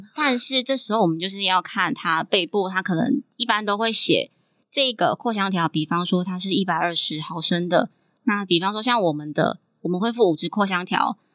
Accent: Nantou County, Taiwan; 另外一个其实是我是南投出生的小孩

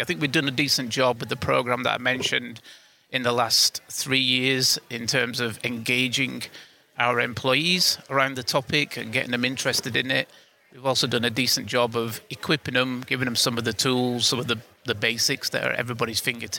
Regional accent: United Kingdom; I'm from the UK, as you can probably tell with my accent

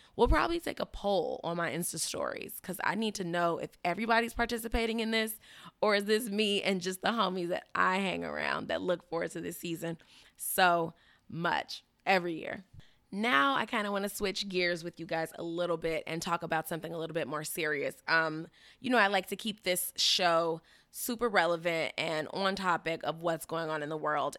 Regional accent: Chicago, Illinois, United States; now in Miami, United States; I'm from Chicago

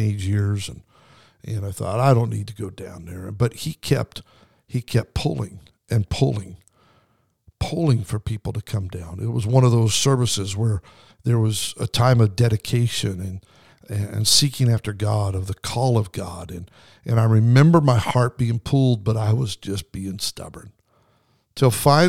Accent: Idaho, United States; I grew up in Idaho

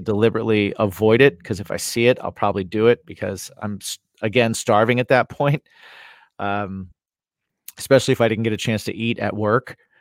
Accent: Indiana, United States; I'm from Indiana

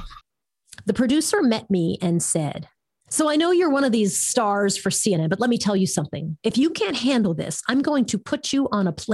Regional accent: New York, United States; moved away as an adult; also born or lived in San Francisco; I was in San Francisco and I was from New York

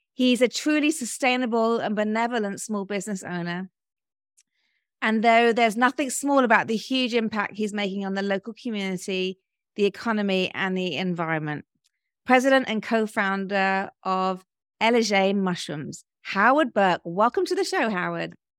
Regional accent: United Kingdom; moved away as an adult; also born or lived in London; now in Georgia, United States; being British

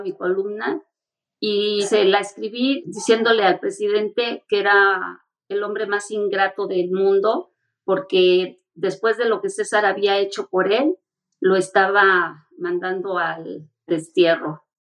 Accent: Mexico; Nosotros como mexicanos

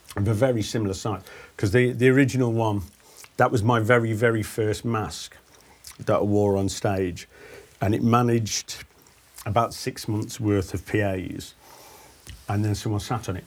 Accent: Stafford, West Midlands, United Kingdom; from Stafford

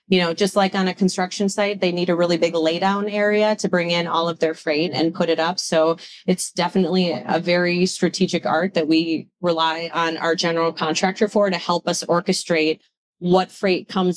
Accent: Wisconsin, United States; I'm from Wisconsin.

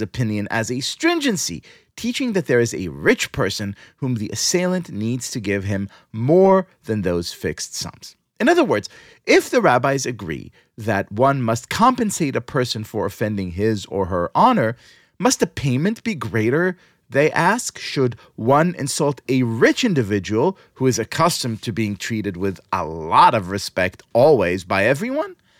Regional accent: New York City, New York, United States; here in my hometown, New York City

